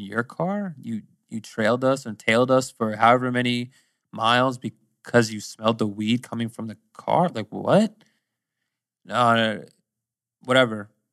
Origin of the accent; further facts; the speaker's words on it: Pennsylvania, United States; also born or lived in Virginia; I'm from Pennsylvania, but I'm actually moving to Virginia soon